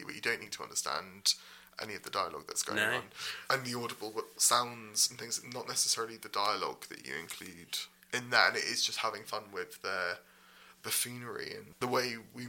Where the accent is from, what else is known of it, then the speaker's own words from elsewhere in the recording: Cambridge, East of England, United Kingdom; I grew up in Cambridge, and I used to sneak in to the student theatre and watch the Footlights